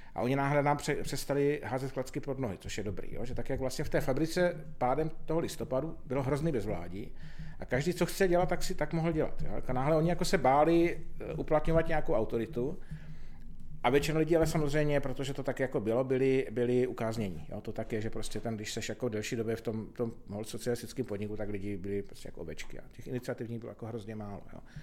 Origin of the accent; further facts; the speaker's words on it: Pálava region, South Moravian Region, Czechia; jsem vyrůstal v Podpálavu, což je teda jako naprosto nádherný kraj